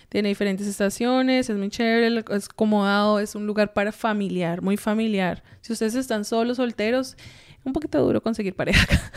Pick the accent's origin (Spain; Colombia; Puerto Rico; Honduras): Colombia; also born or lived in San Antonio / Anchorage, Alaska; now in United States; yo crecí en Colombia, soy mm, pues colombiana en sí